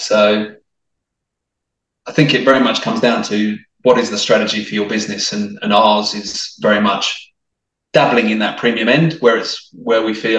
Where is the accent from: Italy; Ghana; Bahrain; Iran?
Italy; accent: English/Australian; also born or lived in France / Australia; So my accent is probably a bit mixed now, actually. I would say I was very much English and you wouldn't tell that I was Italian, but I'm sure you've detected the odd twang of the Aussie that comes through